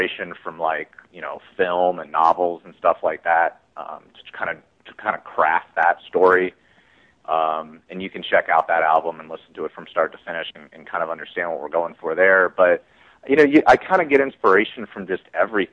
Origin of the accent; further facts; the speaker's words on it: Cincinnati, Ohio, United States; we're all from Cincinnati, Ohio